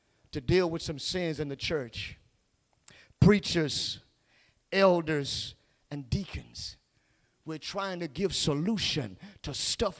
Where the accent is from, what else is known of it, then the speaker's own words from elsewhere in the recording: Ville Platte, Louisiana, United States; I was growing up in Villeplatte